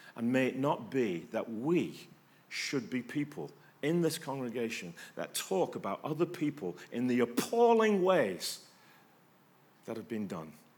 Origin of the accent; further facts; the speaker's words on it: England, United Kingdom; moved away; I'm English